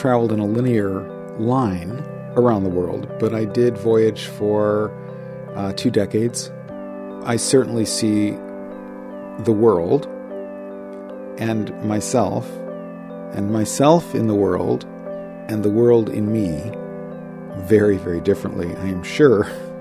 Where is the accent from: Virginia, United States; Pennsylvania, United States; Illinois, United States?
Illinois, United States; Chicago; moved away as an adult; I'm originally from Chicago